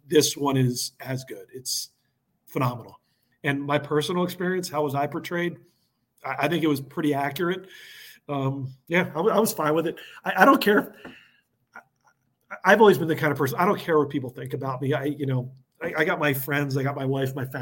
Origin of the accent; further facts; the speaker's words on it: Philadelphia, Pennsylvania, United States; moved away as an adult; I grew up in Philly. You know, people talk Delco. I was another Delco person